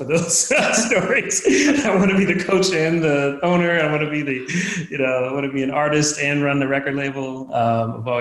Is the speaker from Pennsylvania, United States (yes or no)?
yes; Philadelphia, Pennsylvania, United States; I'm from Philadelphia